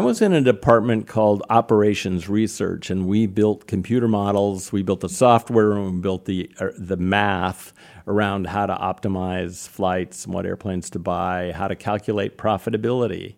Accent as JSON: {"language": "English", "town": "Napa", "region": "California", "country": "United States", "tie": "born or raised there", "said": "I grew up in what is today a well-known town called Napa, California"}